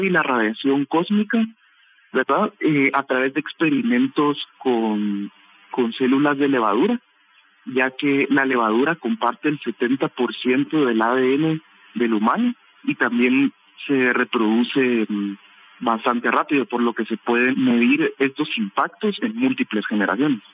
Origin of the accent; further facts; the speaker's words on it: Guatemala; nosotros siendo jóvenes guatemaltecos